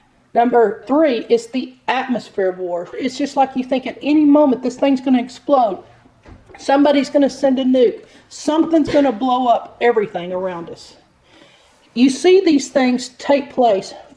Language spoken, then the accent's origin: English; United States; as an American